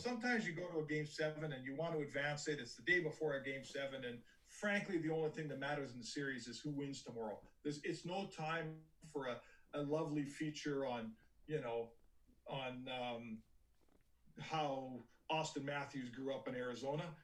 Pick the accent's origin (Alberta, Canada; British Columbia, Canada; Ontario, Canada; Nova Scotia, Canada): Alberta, Canada; Edmonton; I grew up in Edmonton and I started my career in Edmonton